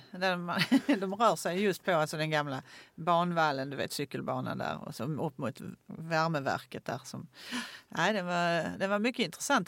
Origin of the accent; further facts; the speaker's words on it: Åkarp, Skåne, Sweden; jag gick på vilan i Åkarp